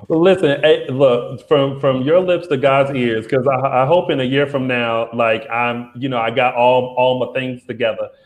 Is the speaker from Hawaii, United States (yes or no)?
no; South Carolina, United States; I'm from South Carolina